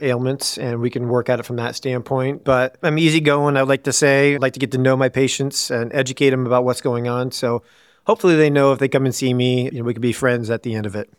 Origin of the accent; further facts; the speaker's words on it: Woodward, Iowa, United States; also born or lived in Des Moines, Iowa; I grew up in a small town in Woodward, Iowa.